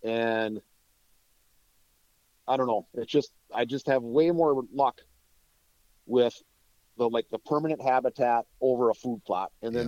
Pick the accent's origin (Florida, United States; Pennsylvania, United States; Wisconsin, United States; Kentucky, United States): Wisconsin, United States; Let's say you had 40 acres and I'm from North Central Wisconsin. So where I used to live, the paper industry was huge.